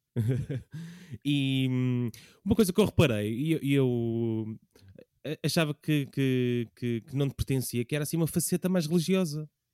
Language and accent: Portuguese; Lisbon, Portugal; eu cresci na alta de Lisboa